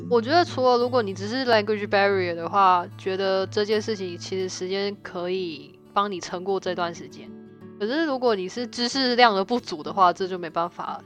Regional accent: Taiwan; moved away as an adult; now in Canada; 像我们台湾

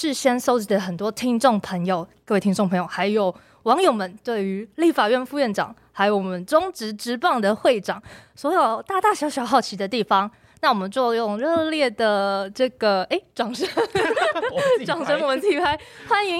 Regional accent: Taichung, Taiwan; 就是听众朋友应该知道我是台中人嘛，对不对

